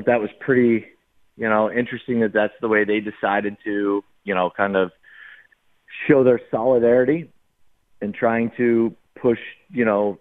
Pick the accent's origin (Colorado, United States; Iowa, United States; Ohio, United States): Ohio, United States; Northeast; moved away; I'm originally from Northeast Ohio